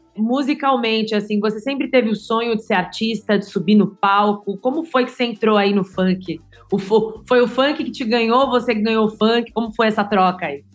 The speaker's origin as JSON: {"language": "Portuguese", "region": "São Paulo", "country": "Brazil", "said": "eu sou paulistana"}